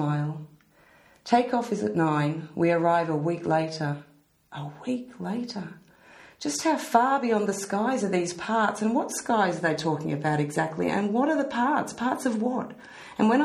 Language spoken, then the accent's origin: English; Australia; I'm Australian